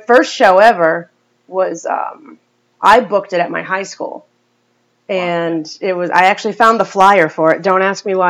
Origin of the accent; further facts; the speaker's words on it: Chepachet, Rhode Island, United States; I grew up in Chepachet.